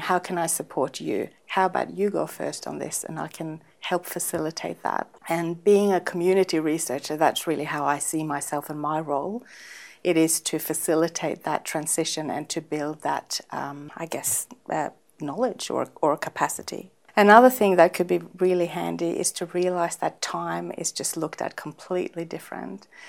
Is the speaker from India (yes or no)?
no; Northern Norway, Norway; now in Australia; I'm from Norway